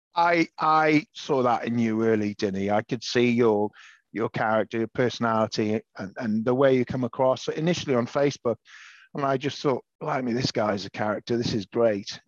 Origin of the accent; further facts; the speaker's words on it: Pembrokeshire, Southwest Wales, United Kingdom; also born or lived in London; now in Chelmsford, United Kingdom; I was born in Pembrokeshire, Southwest Wales, in 1970, to a Welsh dad, English mum